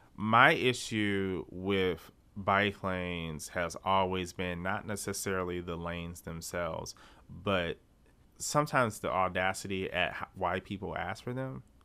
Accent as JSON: {"language": "English", "town": "Detroit", "region": "Michigan", "country": "United States", "tie": "born or raised there", "also_born_or_lived": "Lansing", "said": "Growing up in Detroit, I remember, like, the neighborhoods like Indian Village"}